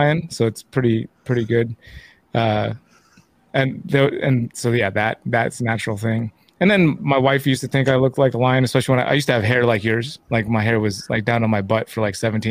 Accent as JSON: {"language": "English", "area": "the Bay Area", "region": "California", "country": "United States", "tie": "born or raised there", "said": "I moved from Southern California up to the Bay and was going to a totally different school from second grade before first grade"}